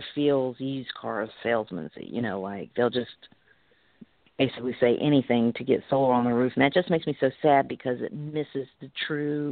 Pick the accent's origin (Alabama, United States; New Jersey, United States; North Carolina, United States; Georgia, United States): Alabama, United States; I'm from Alabama